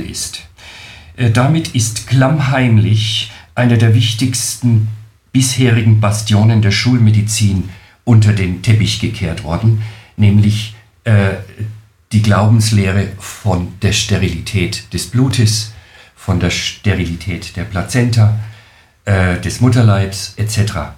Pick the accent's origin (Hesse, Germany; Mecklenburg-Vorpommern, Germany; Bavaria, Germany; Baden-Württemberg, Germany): Bavaria, Germany; Nuremberg; accent: Franconian; ich komme aus Deutschland, genauer gesagt aus Franken-Nürnberg, was man äh, wohl hören kann an meinem Akzent